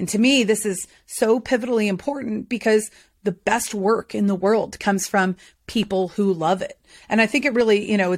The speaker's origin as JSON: {"language": "English", "region": "North Carolina", "country": "United States", "tie": "born or raised there", "also_born_or_lived": "Boston, United States / Philadelphia, United States", "moved": "yes", "said": "Well, it all started in Beth Israel Hospital in Boston. Just kidding. It did, though. I'm from New England, but I'm a Southern transplant. I've been in North Carolina, hootie-hoo, since I was about nine."}